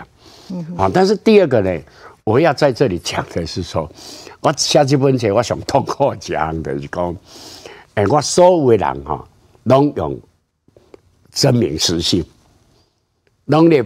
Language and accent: Chinese; Taiwan; 如果我们台湾人民能够都有很坚强的凝聚力，你讲台湾是一个国家